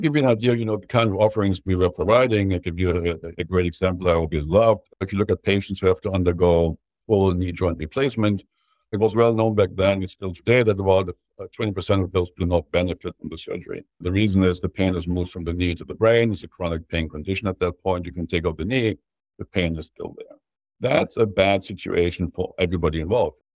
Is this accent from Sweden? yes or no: no; Germany; growing up in Germany